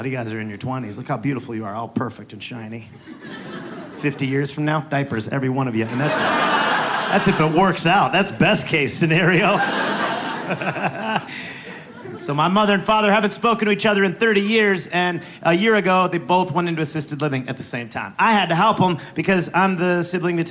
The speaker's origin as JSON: {"language": "English", "region": "Wisconsin", "country": "United States", "tie": "born or raised there", "also_born_or_lived": "Los Angeles", "moved": "yes", "said": "where I was born in Wisconsin"}